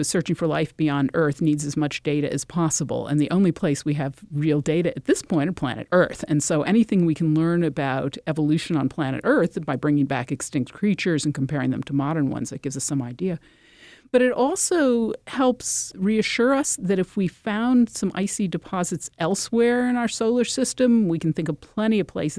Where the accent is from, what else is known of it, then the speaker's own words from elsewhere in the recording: Connecticut, United States; You know, for example, I'm from Connecticut. That's a place where this sort of thing happens.